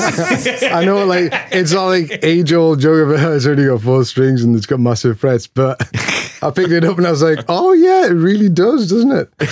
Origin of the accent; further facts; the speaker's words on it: Newcastle upon Tyne, North East England, United Kingdom; now in Philadelphia, United States; I'm actually from Newcastle, which is in the northeast of England. It's the bit below Scotland, um, but I live in Philly now